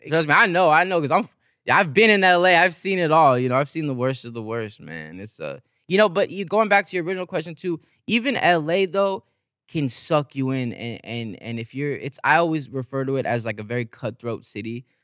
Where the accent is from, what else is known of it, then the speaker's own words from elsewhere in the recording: San Bernardino, California, United States; also born or lived in Los Angeles; I grew up in San Bernardino, an hour away